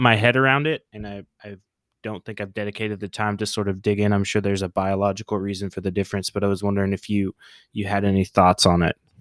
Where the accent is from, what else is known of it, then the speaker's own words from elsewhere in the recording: Oklahoma, United States; moved away as an adult; also born or lived in New Orleans / San Diego; growing up in Oklahoma